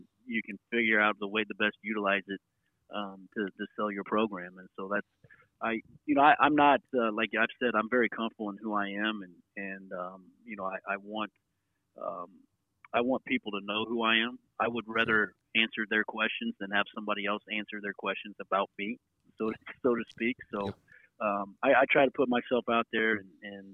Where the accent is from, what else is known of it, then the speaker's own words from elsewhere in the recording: Jasper, Indiana, United States; now in Muncie, United States; I moved to Jasper, Indiana, which is what I call home. Heading into second grade